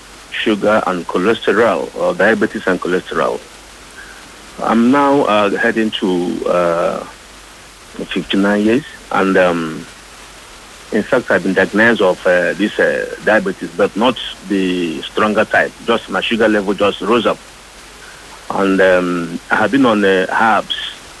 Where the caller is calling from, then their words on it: Lagos, Nigeria; I'm calling from Festac. … from Festac.